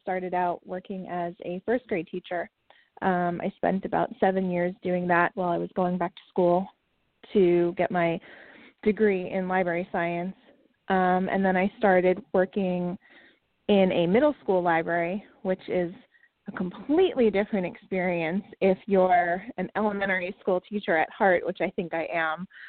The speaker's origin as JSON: {"language": "English", "town": "New York City", "region": "New York", "country": "United States", "tie": "born or raised there", "moved": "as an adult", "lives_now": "Raleigh, United States", "said": "My husband and I grew up in Queens, right outside of New York City."}